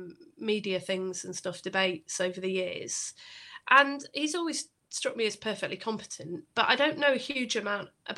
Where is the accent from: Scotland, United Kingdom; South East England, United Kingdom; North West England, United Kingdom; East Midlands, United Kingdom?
North West England, United Kingdom; Bury; I'm from Bury